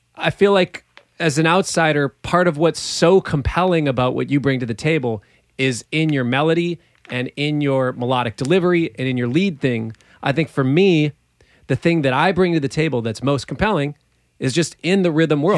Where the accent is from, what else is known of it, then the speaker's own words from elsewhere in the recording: Minneapolis, Minnesota, United States; growing up in Minneapolis